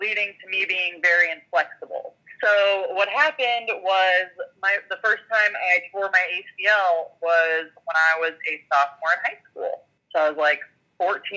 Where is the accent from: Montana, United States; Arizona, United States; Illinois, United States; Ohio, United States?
Montana, United States; I grew up in Montana